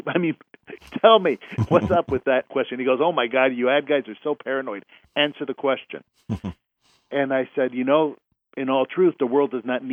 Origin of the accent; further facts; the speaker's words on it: Mexico City, Mexico; now in Houston, United States; I was born in Houston, but, you know, my mom's side of the family was all from Baytown, and my dad's side of the family was all from Mexico City, but I was raised in Mexico City